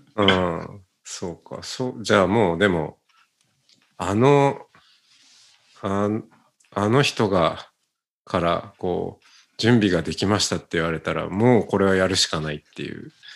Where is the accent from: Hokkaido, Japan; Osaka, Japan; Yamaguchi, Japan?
Hokkaido, Japan; Otaru; moved away; 小樽出身です。